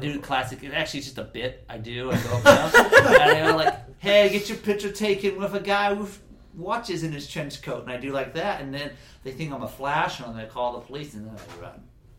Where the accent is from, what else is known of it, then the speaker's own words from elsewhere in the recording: Jacksonville, Florida, United States; I'm from, like, you know, Jacksonville, which is actually the biggest city.